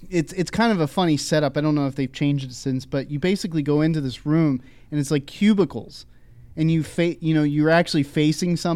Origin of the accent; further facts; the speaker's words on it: Philadelphia, Pennsylvania, United States; I grew up in Philadelphia